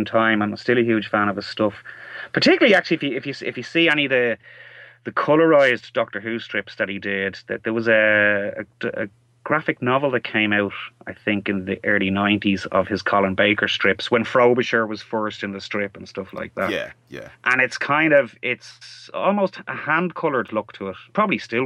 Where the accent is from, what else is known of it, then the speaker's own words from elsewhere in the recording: Ireland; I'm from Ireland, as you can probably tell from my accent. And we didn't actually have the UK channels for a lot of my childhood, because you have to pay extra to get them over here